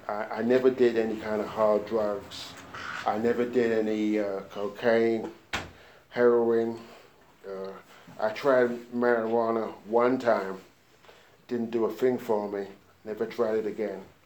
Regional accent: London, United Kingdom; now in United States; I was born and grew up in uh, London, England

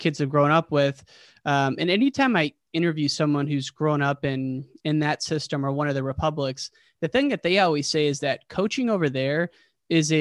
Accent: Central Illinois, United States; we're from Central Illinois

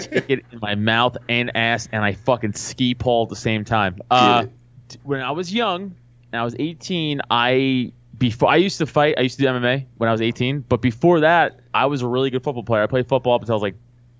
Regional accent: New York City, New York, United States; I'm from Staten Island, and I was doing comedy in Staten Island

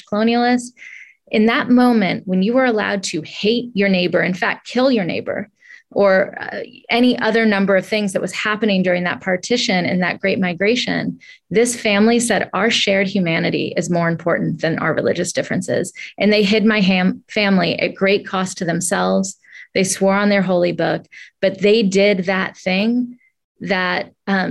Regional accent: Atlanta, Georgia, United States; I grew up in Atlanta, Georgia in the 80s, very much black and white South

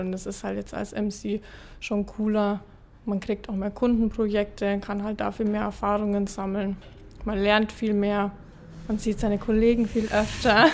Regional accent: Ingolstadt, Bavaria, Germany; ich bin 24, bin aus Ingolstadt

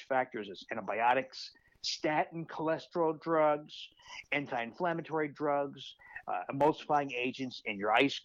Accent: New Jersey, United States; moved away as an adult; now in Milwaukee, United States; I grew up in New Jersey, actually not too far from where you are. I now live in Milwaukee, Wisconsin.

